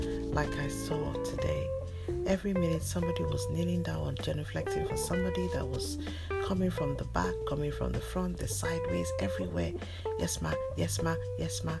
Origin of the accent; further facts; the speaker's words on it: Nigeria; now in United Kingdom; I am Nigerian born, even though I've lived in the UK for over 20 years now